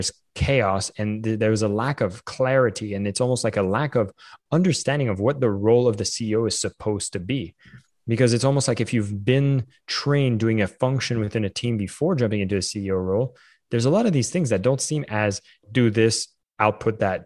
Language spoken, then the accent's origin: English; Canada; I'm Canadian